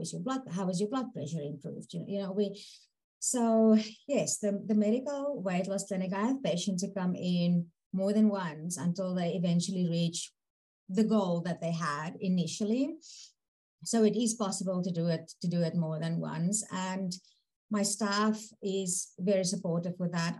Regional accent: South Africa; moved away as an adult; also born or lived in Manitoba, Canada / Invermere, Canada; now in Prince Rupert, Canada; when I immigrated from South Africa, the first stop was Manitoba, 2.5 years, which was a little bit brutal for a South African to get used to.

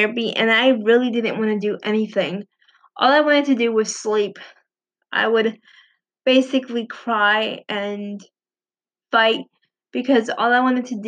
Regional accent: Puerto Rico; I was born in Puerto Rico

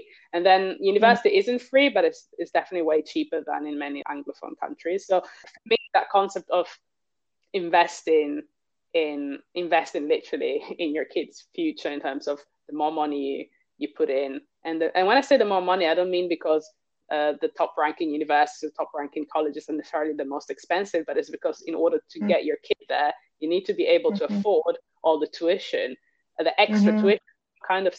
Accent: Italy; I grew up in Italy

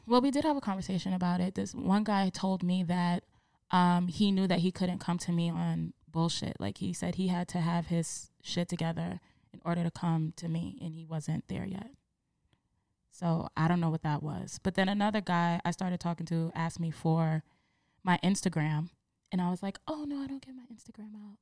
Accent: New York City, New York, United States; I am from the Bronx

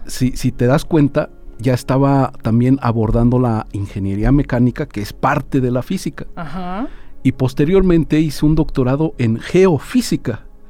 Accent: Querétaro, Mexico; now in Aguascalientes, Mexico; yo soy originario de Querétaro

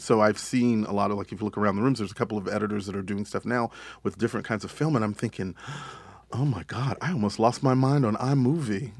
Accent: Texas, United States; moved away; I grew up in Texas

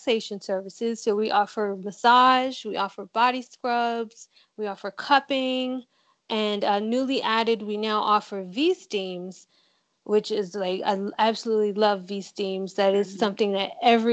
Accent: Virginia, United States; I'm from Virginia

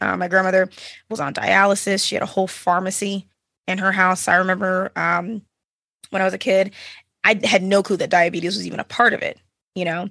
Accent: Dallas, Texas, United States; now in Austin, United States; I'm originally from the Dallas, Fort Worth area, uh, born and raised Texan

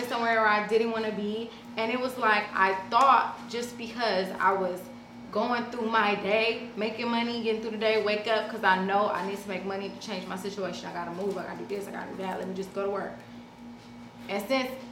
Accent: Los Angeles, California, United States; also born or lived in Compton; South Central LA, my grandmother, I grew up over there on 43rd and Avalon, and then I grew up on the other side on 43rd and Hoover.

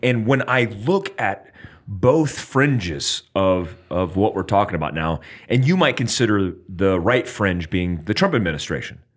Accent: United States; I'm American

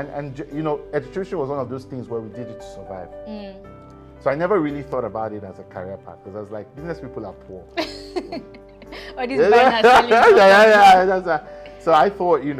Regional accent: Lagos, Nigeria; moved away; also born or lived in Canada; I grew up in Lagos. I was born in Lagos, actually, in Yaba.

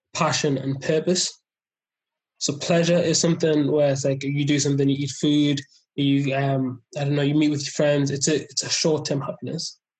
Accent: South Shields, North East England, United Kingdom; also born or lived in Loughborough; I'm from South Shields

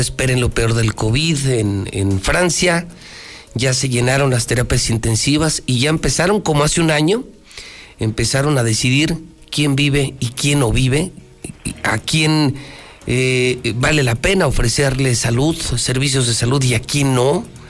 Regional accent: Mexico; somos 130, 140 millones de mexicanos

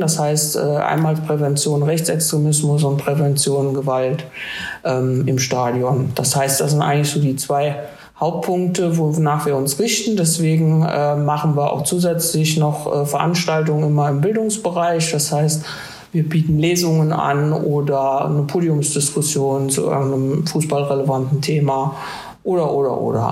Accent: Marburg, Hesse, Germany; moved away as an adult; now in Trier, Germany; ich komme wie du, Luca, aus Hessen und zwar aus äh, Marburg

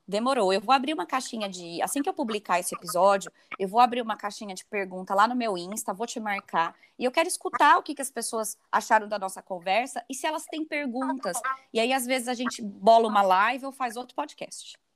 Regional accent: Brazil; moved away as an adult; eu que estou aqui longe, né, de casa, estou fora do Brasil, já, vai faz... já fez um ano

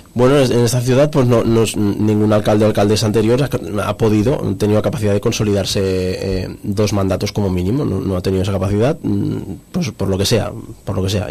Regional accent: Cerdanyola del Vallès, Catalonia, Spain; por mi gente y por mi pueblo

